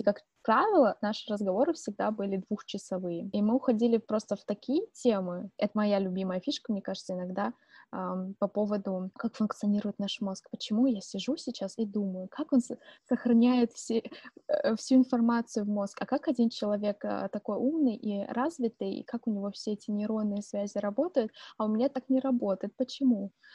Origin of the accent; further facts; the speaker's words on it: Angarsk, Irkutsk Oblast, Russia; moved away; also born or lived in Kaliningrad; мы обе из Ангарска. Для тех, кто не знает, э, где это находится, это Иркутская область